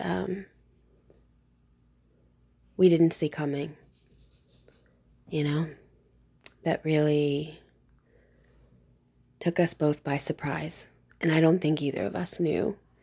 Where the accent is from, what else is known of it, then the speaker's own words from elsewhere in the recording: Carbondale, Illinois, United States; I'm from Carbondale, Illinois, in the United States